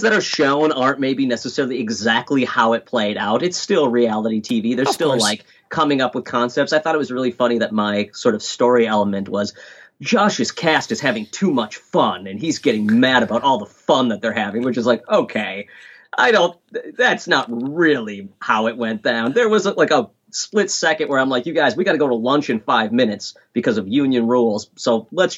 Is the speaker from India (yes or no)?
no; Minnesota, United States; I'm a dad from Minnesota